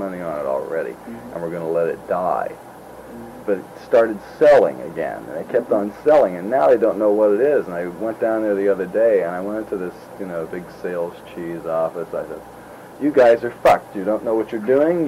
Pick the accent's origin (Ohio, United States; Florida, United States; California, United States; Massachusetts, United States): California, United States; we're from California, you know, come out here